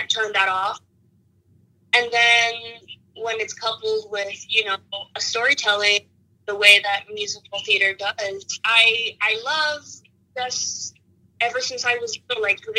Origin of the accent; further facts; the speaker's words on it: Austin, Texas, United States; also born or lived in Mexico City, Mexico / Cedar Park, Texas; I was born in Mexico City, and when I was 10, my family chose Austin to immigrate to the United States, and I grew up just north of Austin in Cedar Park